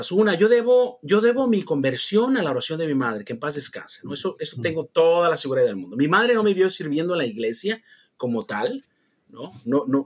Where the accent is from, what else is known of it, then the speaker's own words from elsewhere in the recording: San Luis Potosí, Mexico; la gente de mi pueblo, nosotros, todo, toda esa región del, altiplano, San Luis Potosí, venimos de los, los huachichiles, ¿eh? de la tribu de los guachichiles